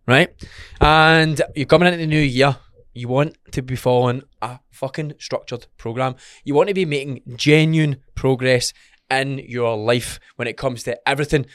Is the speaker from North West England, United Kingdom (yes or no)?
no; Scotland, United Kingdom; We're from Scotland.